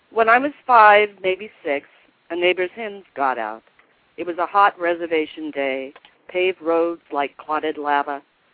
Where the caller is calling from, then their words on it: Selah, Washington, United States; From Selah, Washington.